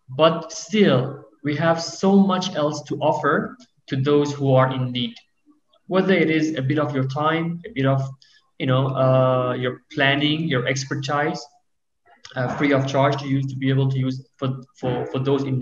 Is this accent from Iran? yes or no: yes; Iran